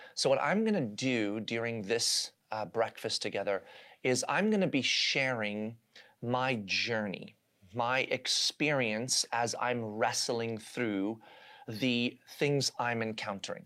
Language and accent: English; South Africa; now in United States; I was born and raised in South Africa, where I lived uh, in the environment of apartheid and watched that unfold even as a small child